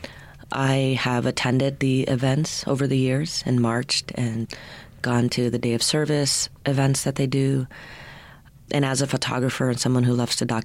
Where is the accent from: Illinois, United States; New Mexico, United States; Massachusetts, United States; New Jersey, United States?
New Mexico, United States; Albuquerque; I am born and raised here in Albuquerque. I grew up in the South Valley in the community of Atrisco.